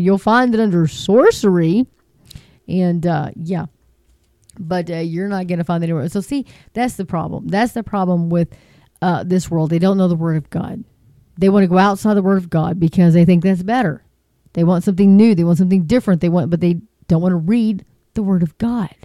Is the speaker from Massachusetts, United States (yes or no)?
no; Texas, United States; I'm from Texas. We're kind of slow